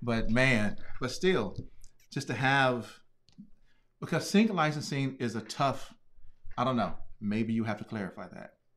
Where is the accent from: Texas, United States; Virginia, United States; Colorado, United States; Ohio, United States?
Virginia, United States; Hopewell; I'm from Virginia